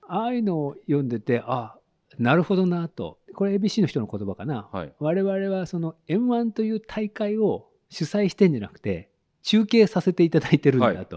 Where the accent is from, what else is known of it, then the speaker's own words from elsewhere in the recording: Hiroshima, Japan; 広島県です